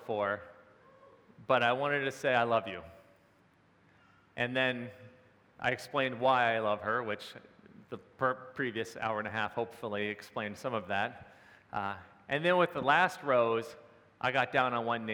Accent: Maryland, United States; moved away as an adult; also born or lived in Pennsylvania; I was home in my hometown in Maryland for Christmas

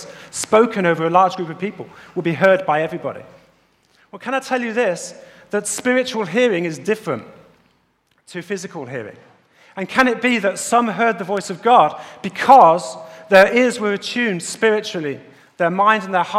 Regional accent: United Kingdom; accent: British; As you can hear from my accent, I'm not from the States or anywhere else. I'm from the UK, United Kingdom.

